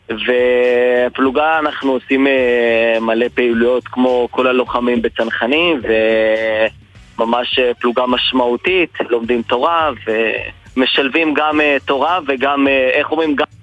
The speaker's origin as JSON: {"language": "Hebrew", "town": "Jerusalem", "region": "Jerusalem District", "country": "Israel", "tie": "born or raised there", "said": "אני בשונה גדלתי ונולדתי בירושלים, בשכונה חרדית, שפחות אה, תמכו, המשפחה והקהילה פחות תמכו בגיוס לצה\"ל"}